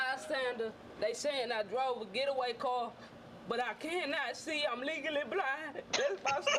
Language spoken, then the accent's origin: English; Port Arthur, Texas, United States; I'm from Port Arthur, Texas, and I'm a female.